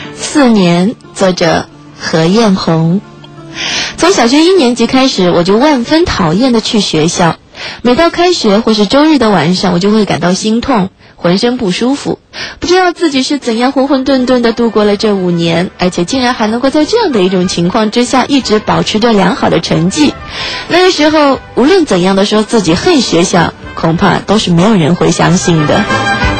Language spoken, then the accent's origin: Chinese; Shanghai, China; 作为土生土长的上海人